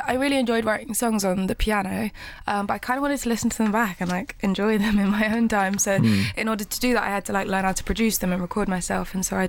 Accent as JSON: {"language": "English", "country": "United Kingdom", "said": "me being very British"}